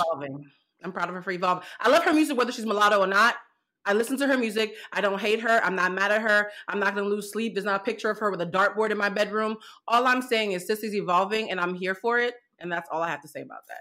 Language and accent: English; Boston, Massachusetts, United States; I grew up in Boston in a predominantly black neighborhood